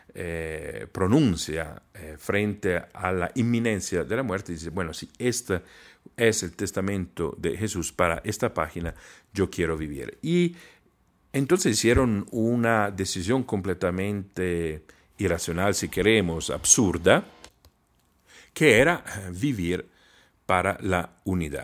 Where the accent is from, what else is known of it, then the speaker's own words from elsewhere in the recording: Trento, Trentino-Alto Adige, Italy; Spanish is a second language; moved away; en mi ciudad natal